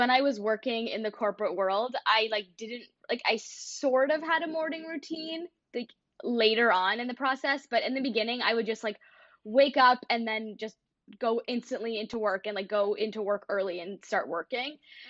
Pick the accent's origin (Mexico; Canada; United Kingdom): Canada; Toronto, Ontario; now in Michigan, United States; I moved here from Toronto to Michigan